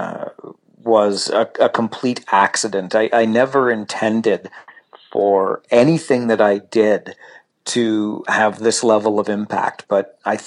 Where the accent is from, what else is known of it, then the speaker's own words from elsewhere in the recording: Kitchener, Ontario, Canada; moved away as an adult; also born or lived in Salmon Arm, British Columbia / Toronto; come back to my hometown, which is Kitchener